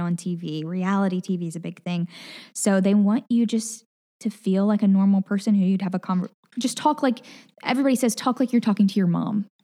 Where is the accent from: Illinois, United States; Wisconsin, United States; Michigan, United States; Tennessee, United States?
Tennessee, United States; Collierville; accent: Southern; moved away as an adult; also born or lived in Mississippi / Nashville; now in Hawaii, United States; I grew up in Collierville, Tennessee